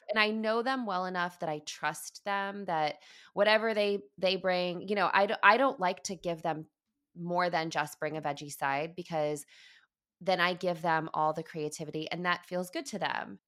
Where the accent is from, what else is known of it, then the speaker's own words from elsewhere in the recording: Midwest, United States; I grew up in the Midwest